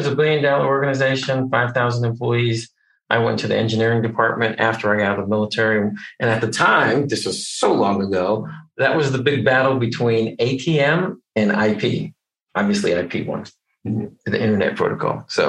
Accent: Connecticut, United States; I'm originally from Connecticut, born and raised there. My dad was a Methodist minister, so he got a new church every 3 to 5 years. So we moved around a bit.

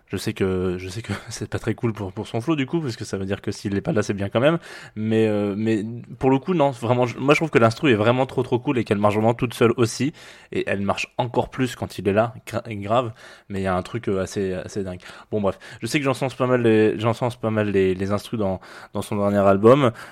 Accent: Provence-Alpes-Côte d'Azur, France; pour ceux qui ne le savent pas, je suis d'origine du Var. Voilà, donc j'ai pris un autre accent que celui du Var.

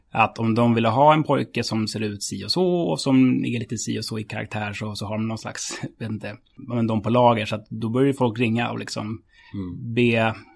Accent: Stockholm, Stockholm County, Sweden; Jag är uppväxt på Södermalm

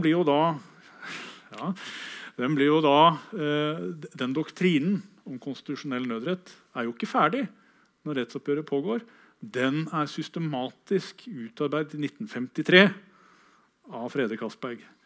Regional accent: Kragerø, Telemark, Norway; min hjemby, Kragerø

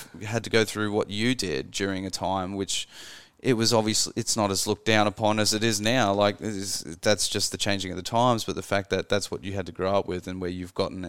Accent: Australia; I'm Australian.

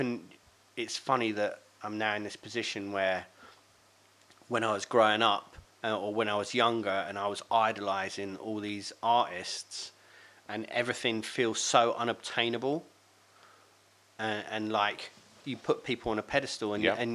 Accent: Wokingham, South East England, United Kingdom; moved away as an adult; also born or lived in Reading / Walthamstow, London; now in Lee, London, United Kingdom; I grew up in Wokingham

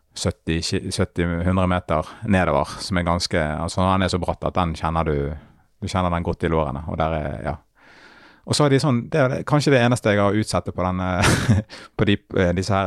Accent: Bergen, Vestland, Norway; min hjemby

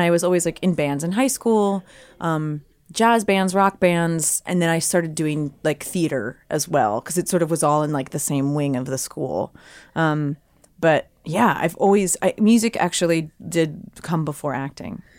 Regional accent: Cherry Hill, New Jersey, United States; I grew up in Cherry Hill, New Jersey

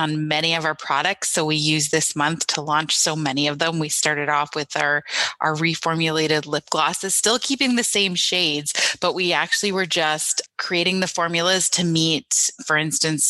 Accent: Niagara region, Ontario, Canada; growing up in the Niagara region

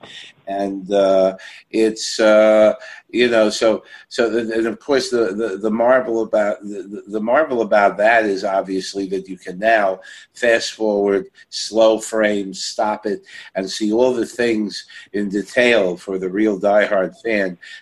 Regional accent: New York City, New York, United States; growing up in Brooklyn

